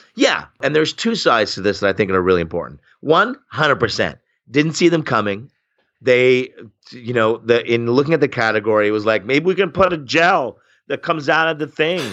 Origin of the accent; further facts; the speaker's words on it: Oshawa, Ontario, Canada; I grew up in Oshawa, Ontario, which is Canada's Flint, Michigan.